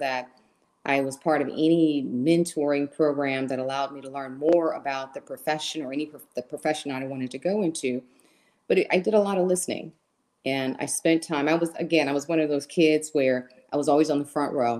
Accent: Huntsville, Alabama, United States; moved away; I was actually born and raised in a small town in Alabama called Huntsville, Alabama

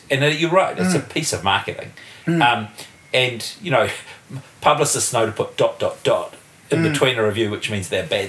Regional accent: Wellington, New Zealand; I am born and bred in Wellington.

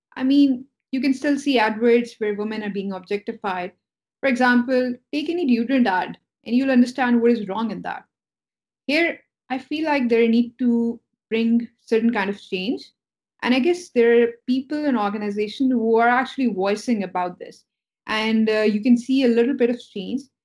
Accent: Pakistan; I was born and raised in Pakistan

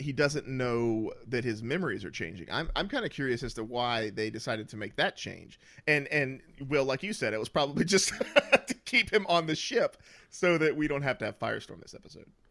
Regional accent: the South, United States; I can't even hold on to that accent, and I'm from the South

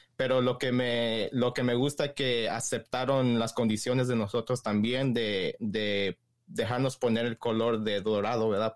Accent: Los Angeles, California, United States; moved away as an adult; now in Seattle, United States; yo originalmente soy de Los Ángeles, me moví para Seattle hace como unos seis meses.

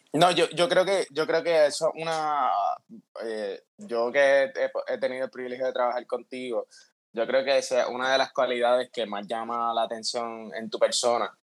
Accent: Puerto Rico; somos puertorriqueños, ¿me entiendes? A pesar de que, a pesar de que yo estoy en Puerto Rico

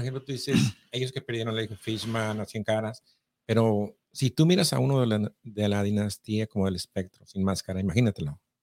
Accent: near Guadalajara, Jalisco, Mexico; yo también soy de cerquita de Guadalajara

